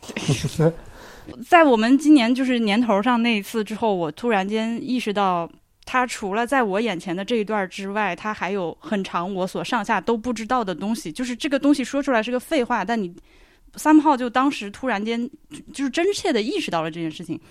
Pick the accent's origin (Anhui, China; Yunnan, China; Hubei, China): Hubei, China; 这个地方我是从小听说，因为就是你作为一个湖北人